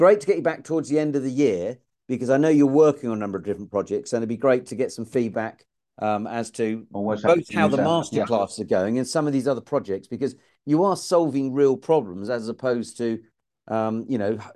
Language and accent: English; England, United Kingdom; an Englishman.